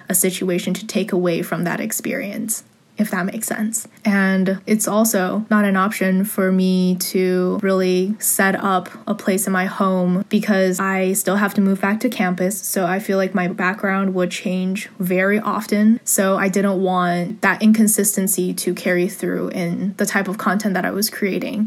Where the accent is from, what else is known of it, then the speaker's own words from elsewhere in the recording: San Gabriel Valley, California, United States; I grew up in the San Gabriel Valley area, 626